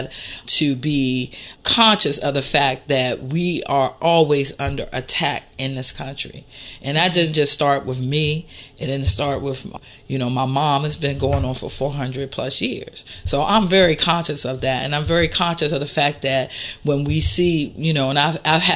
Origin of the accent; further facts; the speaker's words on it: Washington, District of Columbia, United States; I grew up in Northeast D.C.